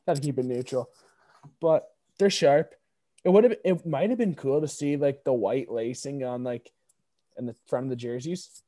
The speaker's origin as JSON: {"language": "English", "country": "Canada", "said": "we're Canadian"}